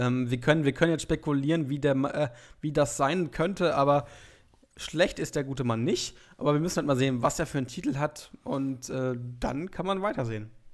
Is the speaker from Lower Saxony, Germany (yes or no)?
yes; Hildesheim, Lower Saxony, Germany; ich komme aus Hildesheim, das ist ungefähr 30 Kilometer von Hannover weg